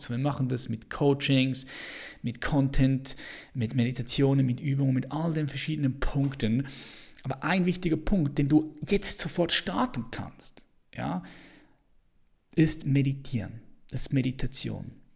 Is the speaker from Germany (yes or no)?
no; Switzerland; ich bin Schweizer